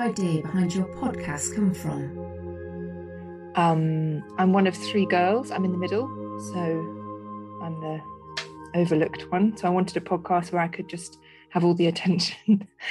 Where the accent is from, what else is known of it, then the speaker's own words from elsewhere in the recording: Netherlands; moved away; I spent a lot of my childhood in growing up in Holland